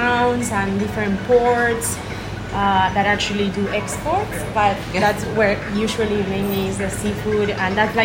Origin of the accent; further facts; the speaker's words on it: Buenos Aires Province, Argentina; moved away; I'm from the middle. It's called Buenos Aires province, which is like my hometown is 4-hour drive from the capital.